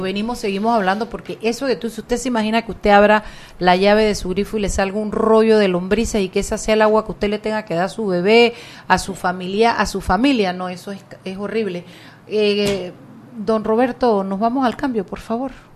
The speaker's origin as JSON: {"language": "Spanish", "country": "Panama", "said": "lo orgullosa que yo me siento como panameña"}